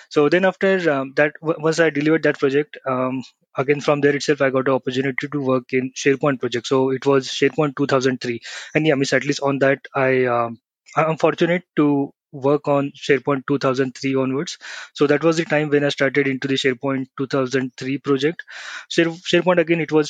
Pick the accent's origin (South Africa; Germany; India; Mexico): India; Pune, Maharashtra; I'm from Pune, India